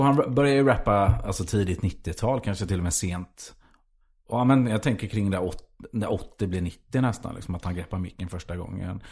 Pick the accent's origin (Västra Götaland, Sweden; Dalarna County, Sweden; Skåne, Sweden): Västra Götaland, Sweden; Gothenburg; för mig som var göteborgare